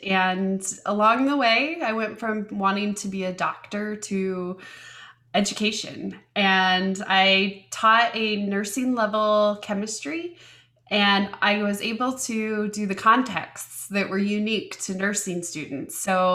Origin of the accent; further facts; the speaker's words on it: Indiana, United States; also born or lived in Colorado / Chicago / London; they moved back to my dad's hometown in Indiana. And then I lived there until college